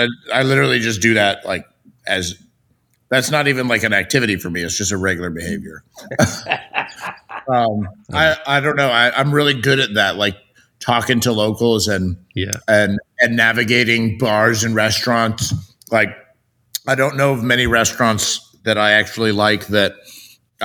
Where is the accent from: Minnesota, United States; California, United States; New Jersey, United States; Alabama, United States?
California, United States; Los Angeles; moved away as an adult; I grew up there, but I left before I would turn 21.